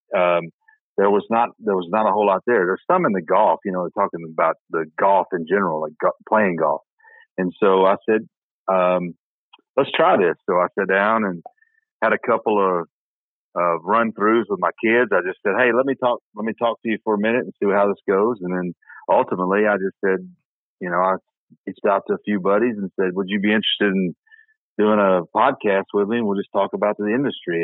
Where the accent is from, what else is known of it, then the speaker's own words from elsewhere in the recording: Middle Tennessee, United States; I grew up in Middle Tennessee